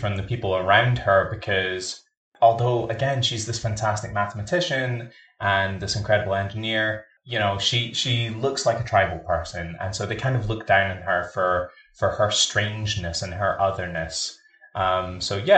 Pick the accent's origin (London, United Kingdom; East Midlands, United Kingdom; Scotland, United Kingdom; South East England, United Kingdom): Scotland, United Kingdom; I'm Scottish and I grew up in a working class background.